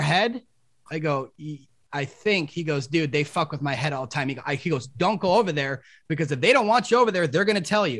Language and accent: English; Chicago, Illinois, United States; my hometown.